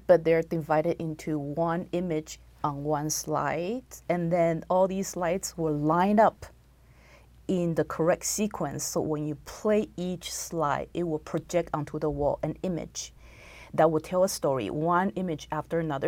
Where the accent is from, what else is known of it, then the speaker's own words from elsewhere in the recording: Taiwan; moved away as an adult; also born or lived in Texas; now in United States; I was born and raised in Taiwan, and I came to America when I was 22 to go to school